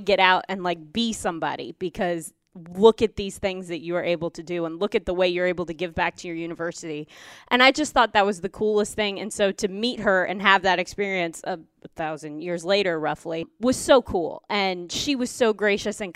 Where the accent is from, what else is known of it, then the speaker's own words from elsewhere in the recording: Columbia, Missouri, United States; as a young kid growing up in Columbia, Missouri